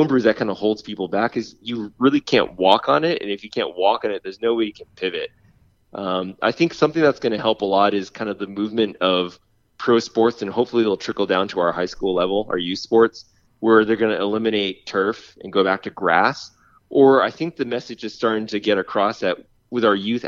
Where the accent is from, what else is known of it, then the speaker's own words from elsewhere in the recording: New England, United States; now in California, United States; I grew up in New England where we played on muddy grass